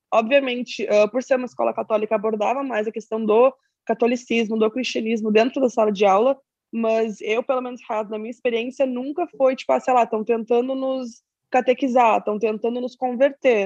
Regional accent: Pelotas, Rio Grande do Sul, Brazil; eu sou de uma cidade pequena do Rio Grande do Sul, uma cidade chamada Pelotas

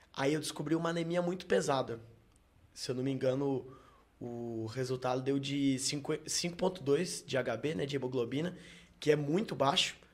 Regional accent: Pouso Alegre, Minas Gerais, Brazil; Sou de Pouso Alegre, nascido e criado.

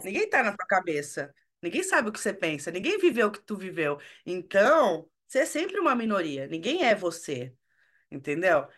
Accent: São Paulo, Brazil; eu nasci e cresci na Zona Leste

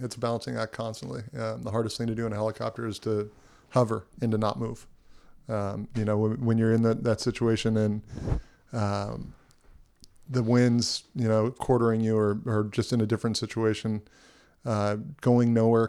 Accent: Camarillo, California, United States; also born or lived in Oahu, Hawaii; So I was born and raised in Hawaii. On Oahu. And basically at a very young age, moved back to LA County, Ventura County. Grew up in Camarillo, went to Camarillo High School

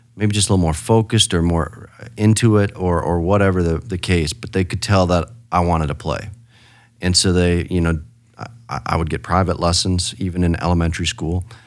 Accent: Rapid City, South Dakota, United States; also born or lived in Spearfish, South Dakota; I was born in Spearfish and, uh, eventually in grade school moved to Rapid City.

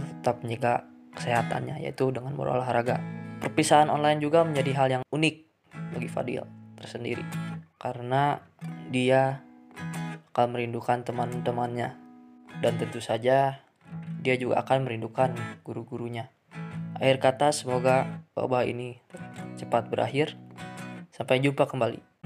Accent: West Java, Indonesia; accent: Sundanese; kami orang Sunda ini lo-, logatnya

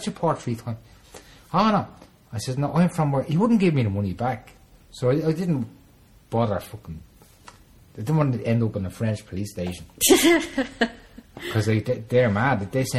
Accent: Ireland; I'm from Ireland, right?

